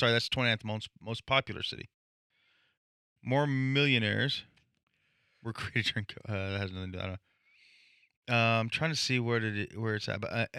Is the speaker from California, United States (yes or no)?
yes; San Diego, California, United States; born or raised there; moved away